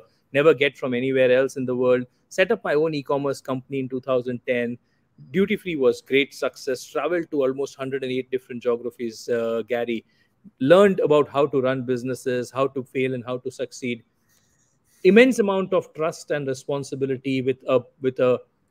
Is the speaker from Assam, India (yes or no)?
no; Anand, Gujarat, India; moved away as an adult; also born or lived in Dubai; So I grew up in a very small town called Anand in Gujarat, western part of India. I am Gujarati by origin.